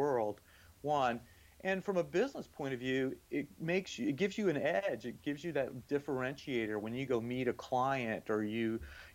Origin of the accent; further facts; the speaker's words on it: Florida, United States; moved away as an adult; also born or lived in Singapore; I grew up in Florida in the 60s and 70s